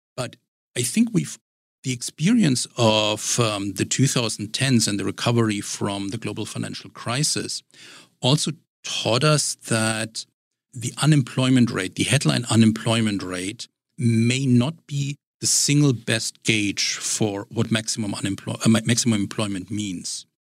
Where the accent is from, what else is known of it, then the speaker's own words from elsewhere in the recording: Germany; now in Richmond, United States; my, my background is in Germany and growing up in Germany